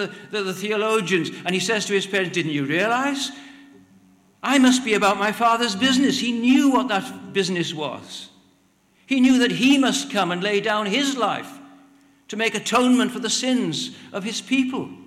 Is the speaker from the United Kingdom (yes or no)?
yes; Wales, United Kingdom; I'm Welsh